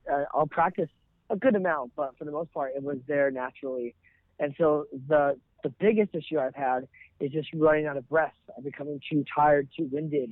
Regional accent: Ventura, California, United States; I'm from Ventura, California

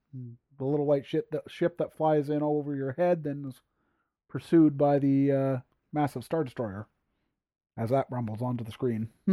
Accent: Sherbrooke, Quebec, Canada; first language English; I am English and French Canada

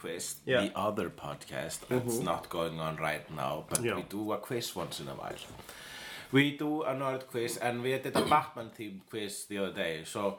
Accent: Iceland; I am an Icelander.

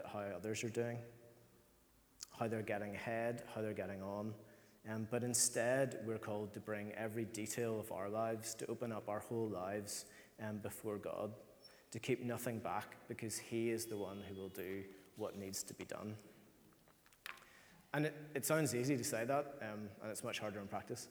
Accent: Ireland; as Irish people

